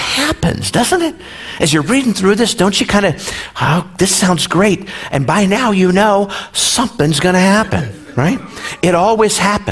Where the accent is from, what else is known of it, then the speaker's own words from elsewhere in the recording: Iowa, United States; moved away; I was born and raised in the Midwest in Iowa.